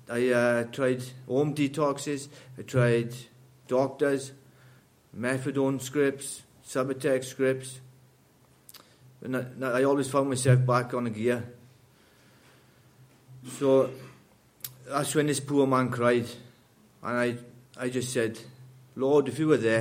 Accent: Wales, United Kingdom; I grew up in Wales

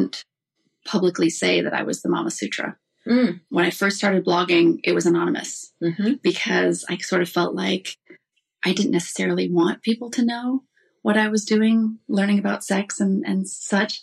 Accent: Iowa, United States; I was raised in the Midwest, in Iowa. Oh, wow. I grew up in Iowa.

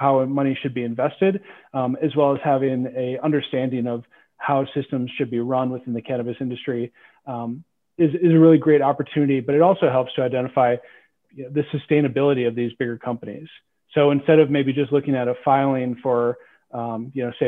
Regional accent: Minnesota, United States; I grew up in Minnesota

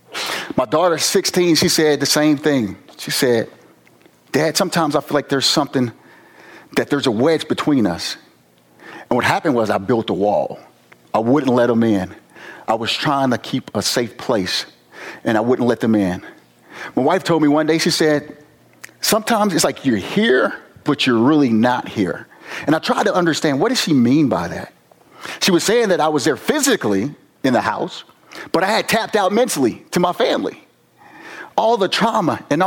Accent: East St. Louis, Illinois, United States; I'm from Southern Illinois, East St. Louis

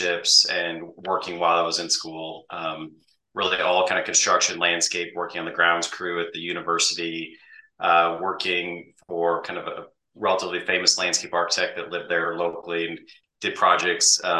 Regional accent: Midwest, United States; I grew up in the Midwest on a farm, in a farming community

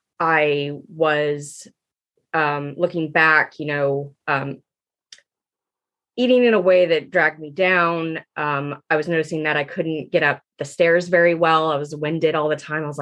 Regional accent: Georgia, United States; I am from Georgia. My parents planted me here at birth, and I call myself an adopted Southerner because I just have always been in Georgia

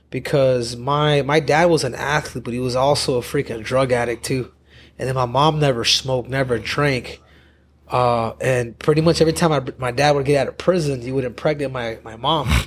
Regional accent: Phoenix, Arizona, United States; I grew up here in Phoenix. So I grew up in Maryville

